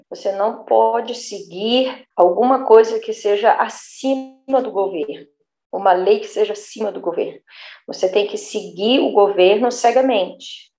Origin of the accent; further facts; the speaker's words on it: South Region, Brazil; moved away; Eu venho do sul do Brasil, de uma família bem italiana, tradicional